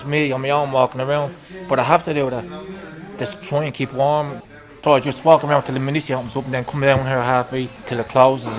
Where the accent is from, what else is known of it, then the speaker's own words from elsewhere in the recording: Wicklow, Leinster, Ireland; moved away as an adult; now in Dublin, Ireland; I'm not from Dublin, I'm from Wicklow.